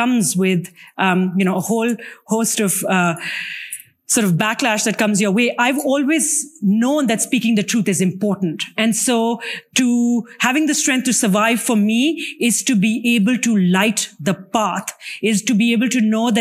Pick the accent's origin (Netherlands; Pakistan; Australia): Pakistan; my home country of Pakistan